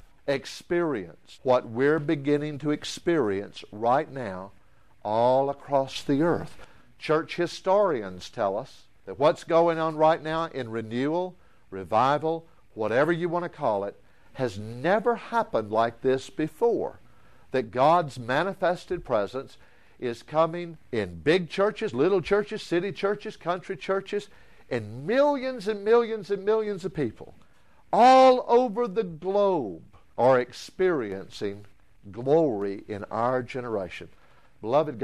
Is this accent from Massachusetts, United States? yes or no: no; Tampa, Florida, United States; I'm from Tampa, Florida